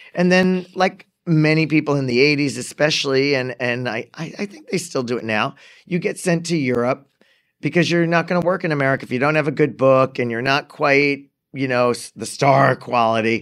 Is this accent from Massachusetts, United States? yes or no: yes; Framingham, Massachusetts, United States; I grew up in Framingham also.